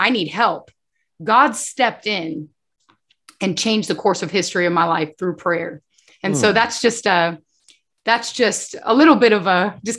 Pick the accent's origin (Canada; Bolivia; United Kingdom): Bolivia; I grew up in Bolivia. And so my mom would always say the saying in Spanish, lies and sins have short legs.